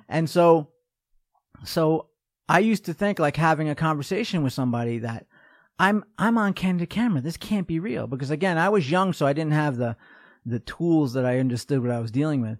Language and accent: English; New York, United States; moved away as an adult; also born or lived in North Dakota; I'm from New York